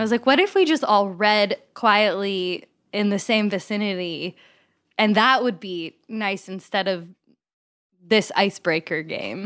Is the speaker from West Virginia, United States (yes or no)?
no; Kentucky, United States; I'm from Kentucky, so I grew up in the Bible Belt, right next to Asbury College.